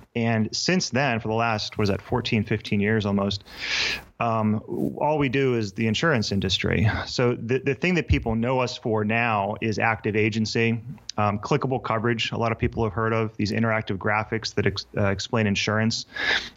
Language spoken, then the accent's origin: English; Pittsburgh, Pennsylvania, United States; I was born in Pittsburgh